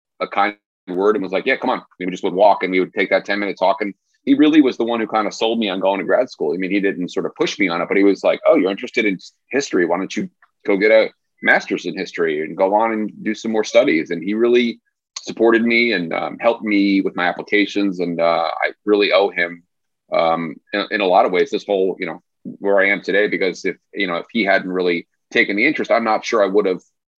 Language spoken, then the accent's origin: English; New York, New Jersey, Northeast, United States; moved away as an adult; also born or lived in Springfield, Missouri / Tennessee; now in Tulsa, United States; a kid growing up in New York, New Jersey